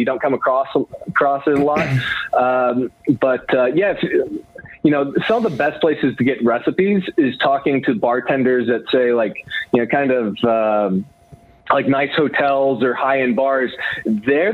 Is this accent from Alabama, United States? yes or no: no; Knoxville, Tennessee, United States; I'm from Tennessee.